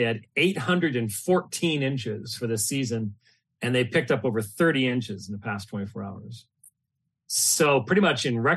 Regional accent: Phoenix, Arizona, United States; I'm from Phoenix

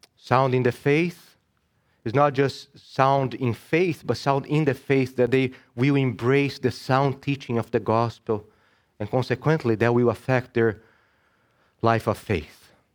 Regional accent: Brazil; now in United States; I was born and raised in Brazil.

